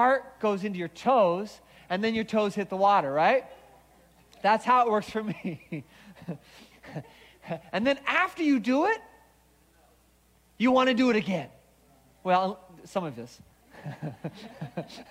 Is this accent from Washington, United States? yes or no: yes; Seattle, Washington, United States; now in Orange County, United States; I grew up in Seattle